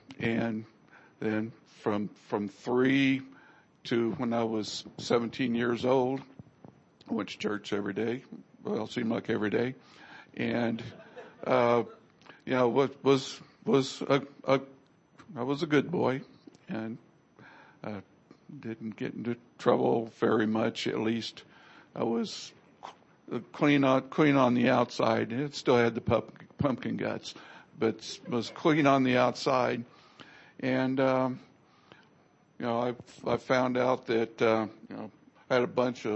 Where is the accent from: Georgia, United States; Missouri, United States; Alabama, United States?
Missouri, United States; moved away; also born or lived in Ohio; I was born in Missouri and grew up going to church every time the church doors were open